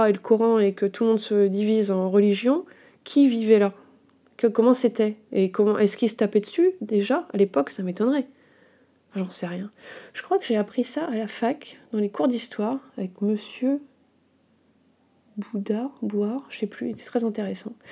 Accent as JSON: {"language": "French", "region": "Brittany", "country": "France", "also_born_or_lived": "Bourgogne-Franche-Comté", "said": "Alors en tant que bretonne, euh, mi-bretonne, mi-franc-comtoise, je me sens pas très euh, habilitée à parler de ça."}